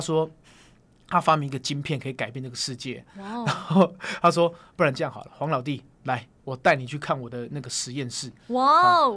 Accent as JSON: {"language": "Chinese", "region": "Taipei", "country": "Taiwan", "tie": "born or raised there", "said": "我生活在大直，我小时候好像在乡下长大一样"}